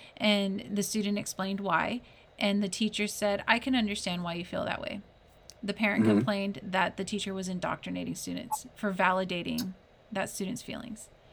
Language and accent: English; California, United States; As a Californian who grew up in California, went to a predominantly Hispanic school